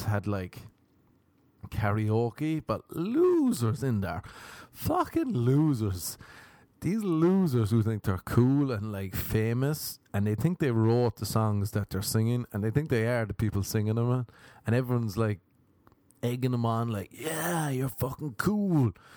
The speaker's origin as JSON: {"language": "English", "town": "Cork", "region": "Munster", "country": "Ireland", "moved": "as an adult", "lives_now": "United States", "said": "I came from Ireland"}